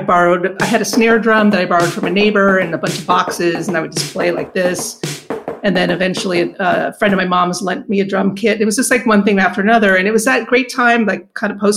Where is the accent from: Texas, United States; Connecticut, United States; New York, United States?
New York, United States; New York City; I was about 13 or so when I grew up in New York in downtown Manhattan